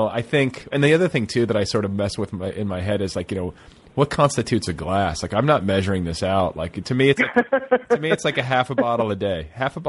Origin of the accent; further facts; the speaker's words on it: Indiana, United States; also born or lived in Milwaukee, Wisconsin; growing up in the Midwest.